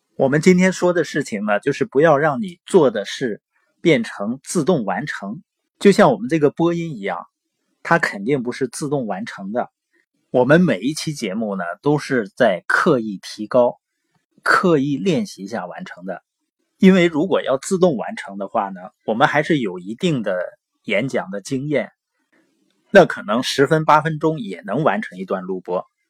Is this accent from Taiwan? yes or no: no; Northeast China, China; accent: Northeastern (Dongbei); 因为我是东北的口音嘛，往往有的时候评卷舌是不分的